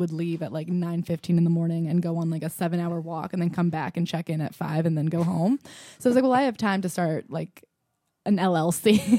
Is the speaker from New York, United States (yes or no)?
yes; New York, United States; I am a comic and I'm here to talk about my experience as a New Yorker who does comedy.